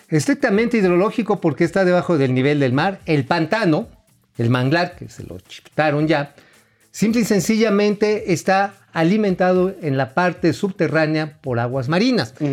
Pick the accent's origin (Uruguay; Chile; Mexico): Mexico; Tula, Hidalgo; Pues sí, ahí de donde yo soy, allá de Tula